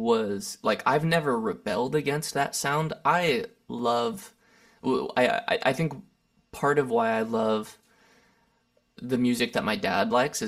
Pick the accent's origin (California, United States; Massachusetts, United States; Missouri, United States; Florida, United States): California, United States; Lancaster; also born or lived in Santa Barbara; now in Los Angeles, United States; I grew up in Lancaster, California. It's a pretty large desert town north of Los Angeles. Spent 18 years there, then 11 years in Santa Barbara, California.